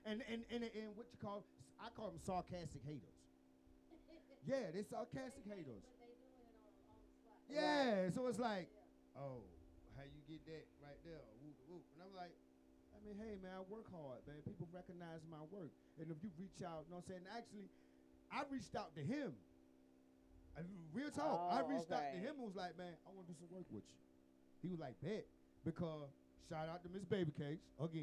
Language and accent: English; Atlanta, Georgia, United States; I'm from the East Side